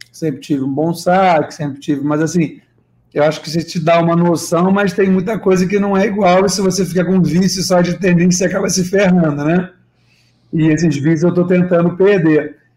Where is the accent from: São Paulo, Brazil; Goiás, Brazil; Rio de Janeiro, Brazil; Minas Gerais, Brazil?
Rio de Janeiro, Brazil; Niterói; now in Rio de Janeiro, Brazil; Sou nascido e criado lá, moro no Rio aqui há 10 anos, mas sou de São Francisco.